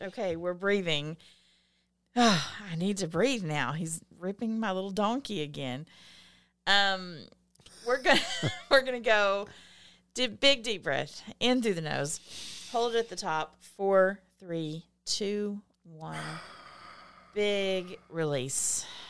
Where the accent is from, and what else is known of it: the South, United States; accent: Southern